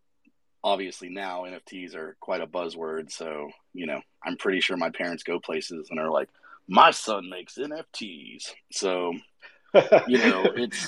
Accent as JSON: {"language": "English", "town": "Atlanta", "region": "Georgia", "country": "United States", "said": "I'm from Atlanta, and I know a lot of local artists here"}